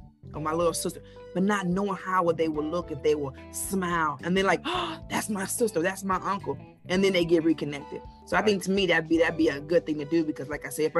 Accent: Enid, Oklahoma, United States; I'm from Enid, Oklahoma

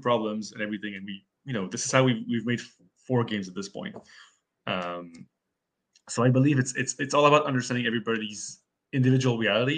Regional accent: Canada; we're Canadian. We don't even have it up here, unfortunately.

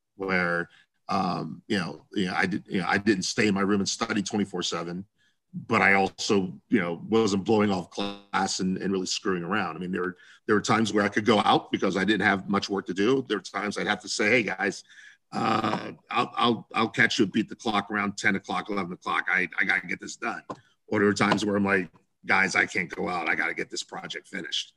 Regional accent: Columbus, Ohio, United States; I grew up in Central Ohio, Columbus, Ohio

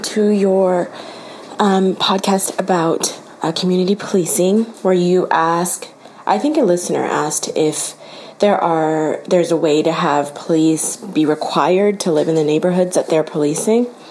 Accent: Long Beach, California, United States; also born or lived in Compton, California; I am from Long Beach and Compton, California

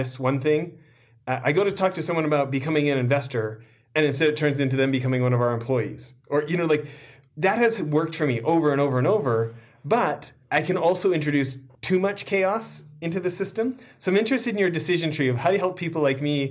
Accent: Canada; I was born in Canada

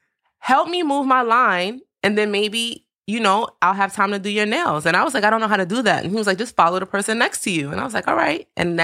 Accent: New York City, New York, United States; growing up in Bed-Stuy in my teenage years was the 90s

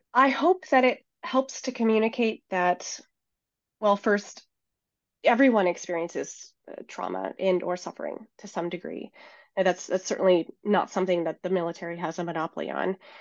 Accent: Seattle, Washington, United States; born or raised there; moved away as an adult

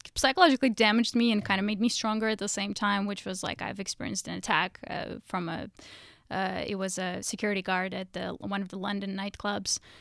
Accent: Russia; moved away; growing up in Russia

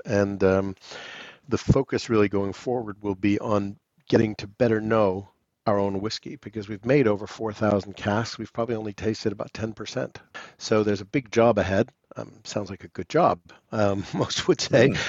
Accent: New York City, New York, United States; also born or lived in London, United Kingdom; now in Cotswolds, United Kingdom; on the upper east side of Manhattan. Real New Yorkers, as we used to call ourselves

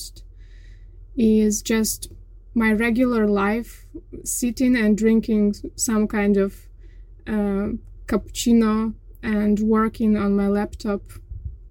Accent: Kyiv, Ukraine; moved away as an adult; I was born in Kyiv, and I lived my whole life there

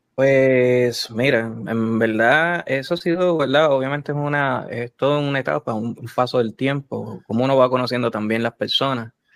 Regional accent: San Lorenzo, Puerto Rico; soy originalmente de, de, San Lorenzo. El pueblo de Chayán

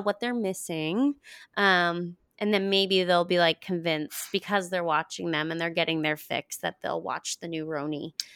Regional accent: Paraguay; moved away; I was born in Paraguay

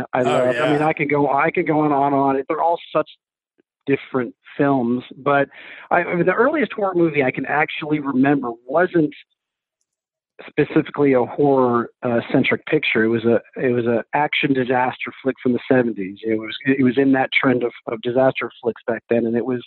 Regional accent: New Hampshire, United States; also born or lived in Texas / Colorado; now in Los Angeles, United States; I was born in Texas, grew up in New Hampshire.

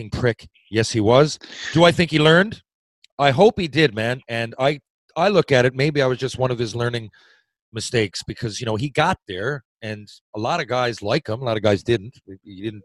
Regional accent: Newfoundland and Labrador, Canada; I'm a Newfoundlander. Growing up, we had a defeatist attitude. We didn't leave the island much.

